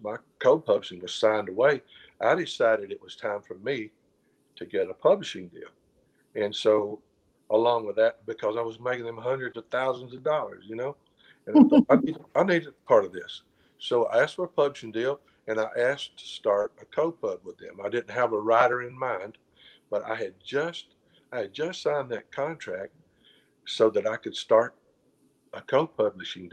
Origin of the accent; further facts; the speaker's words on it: Alabama, United States; I'm from Alabama